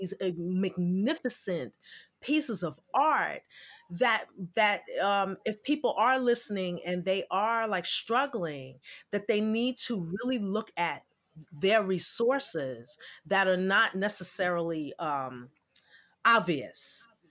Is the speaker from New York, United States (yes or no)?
yes; New York City, New York, United States; now in Jersey City, United States; I'm originally from Brooklyn. I'm a Brooklyn girl.